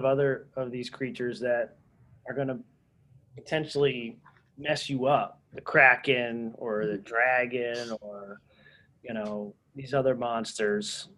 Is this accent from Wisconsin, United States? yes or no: no; Philadelphia, Pennsylvania, United States; I grew up in Philadelphia